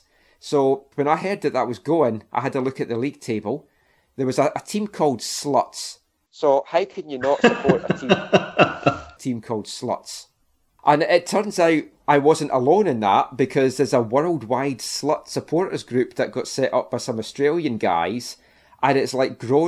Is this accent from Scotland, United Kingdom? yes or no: yes; Glenrothes, Scotland, United Kingdom; we're both from Glenrothes